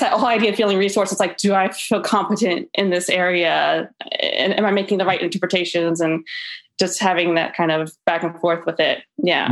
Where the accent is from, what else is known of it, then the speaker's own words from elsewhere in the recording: Tallahassee, Florida, United States; I'm from Tallahassee, Florida